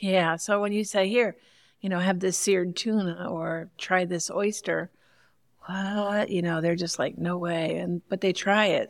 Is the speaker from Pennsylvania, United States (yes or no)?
no; Long Island, New York, United States; now in Grand Rapids, United States; I grew up in Long Island in West Sable